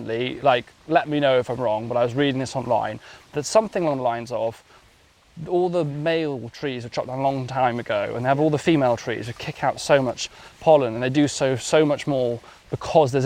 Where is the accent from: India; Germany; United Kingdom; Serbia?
United Kingdom; Wales; moved away as an adult; now in London, United Kingdom; I grew up in Wales